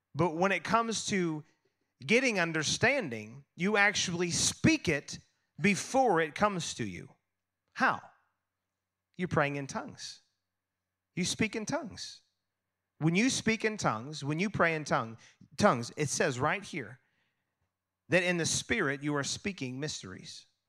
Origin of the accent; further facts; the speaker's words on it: United States; I'm American